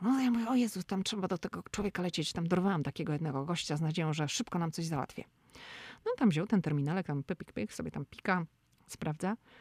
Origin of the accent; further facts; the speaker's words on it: Szczecin, West Pomeranian Voivodeship, Poland; now in Washington, D.C., United States; My pochodzimy ze Szczecina